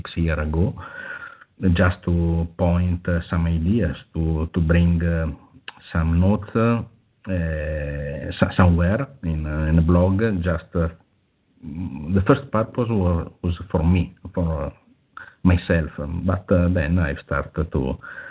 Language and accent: English; Italy; English is a second language; I'm from Italy.